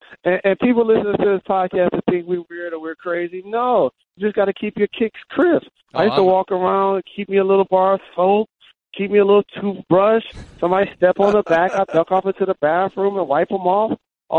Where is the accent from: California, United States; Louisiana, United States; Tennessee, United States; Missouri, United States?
California, United States; And I grew up in Southern California, and we used to have this team in California, and then my dad was the coach